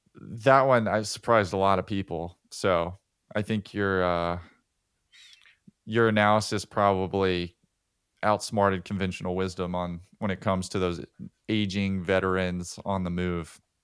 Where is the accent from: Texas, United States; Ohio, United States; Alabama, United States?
Alabama, United States; Birmingham; I'm from Birmingham